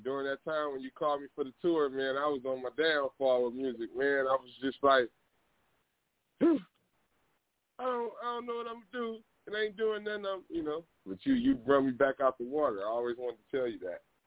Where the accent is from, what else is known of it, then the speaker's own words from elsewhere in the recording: Compton, California, United States; I'm from Compton, California